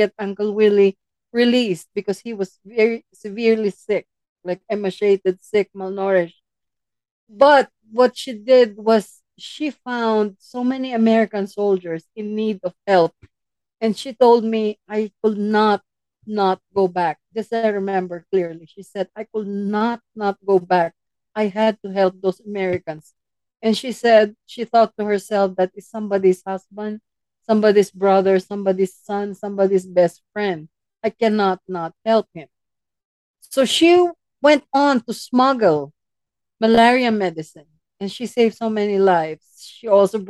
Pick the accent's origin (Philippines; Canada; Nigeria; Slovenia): Philippines; moved away; our home where I grew up in the Philippines